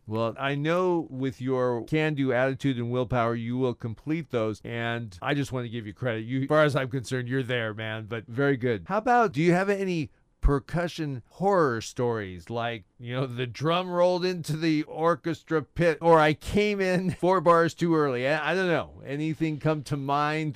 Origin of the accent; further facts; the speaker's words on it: Orange, California, United States; I grew up in Orange